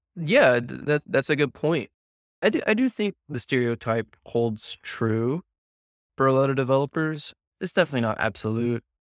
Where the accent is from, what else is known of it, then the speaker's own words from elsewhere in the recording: the South, United States; now in San Diego, United States; growing up in the South